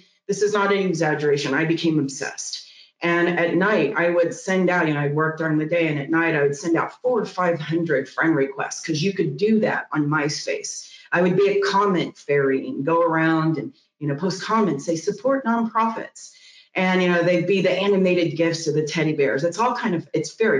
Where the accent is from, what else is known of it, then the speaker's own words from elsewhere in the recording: Missouri, United States; moved away as an adult; also born or lived in San Francisco; I'm moving back to Missouri. And I moved back to Missouri, my hometown